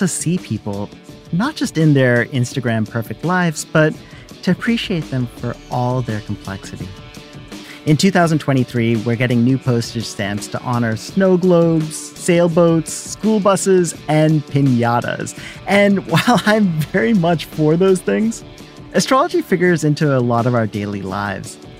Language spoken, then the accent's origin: English; Brooklyn, New York, United States; I was from Brooklyn and visiting my parents in Georgia